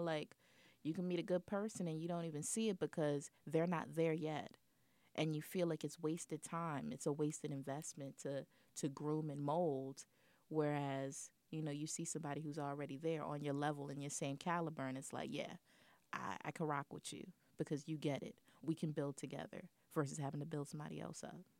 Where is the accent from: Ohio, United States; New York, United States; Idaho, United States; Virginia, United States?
New York, United States; being a New Yorker